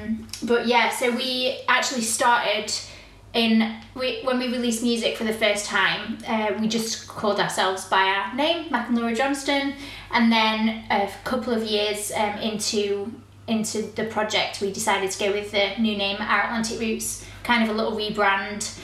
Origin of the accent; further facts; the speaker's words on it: Rotherham, Yorkshire and the Humber, United Kingdom; moved away as an adult; also born or lived in United States; now in Newquay, United Kingdom; I a girl from Rotherham, Yorkshire